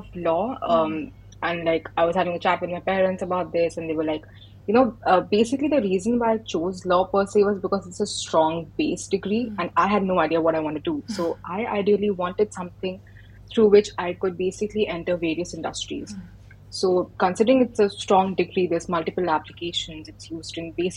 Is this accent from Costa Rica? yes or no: no; India; moved away as an adult; now in Glasgow, United Kingdom; I'm an Indian international student at the University of Glasgow in Scotland